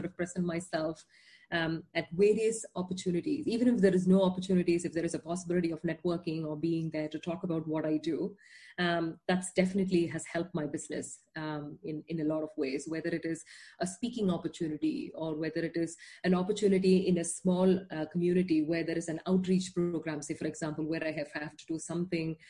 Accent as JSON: {"language": "English", "country": "India", "moved": "as an adult", "lives_now": "Netherlands", "said": "I'm not Dutch. You know, I didn't grow up here. I am from India."}